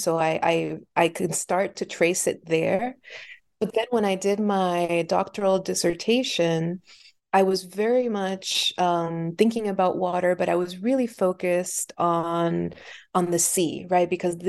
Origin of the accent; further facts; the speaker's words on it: Puerto Rico; I was born and raised in Puerto Rico. And so having the experience of living on an island during my formative years